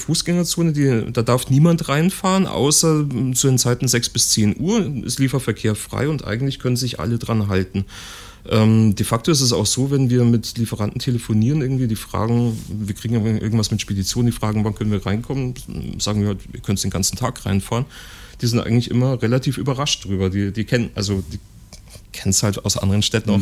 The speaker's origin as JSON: {"language": "German", "town": "Ingolstadt", "region": "Bavaria", "country": "Germany", "moved": "yes", "said": "aus Ingolstadt, wo ich herkomme"}